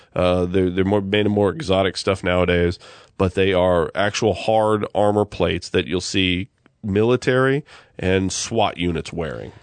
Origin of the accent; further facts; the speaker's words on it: United States; I'm American